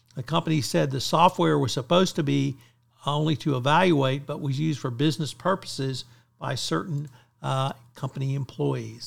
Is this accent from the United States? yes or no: yes; Bryan, Texas, United States; in Bryan, Texas, which happens to be my hometown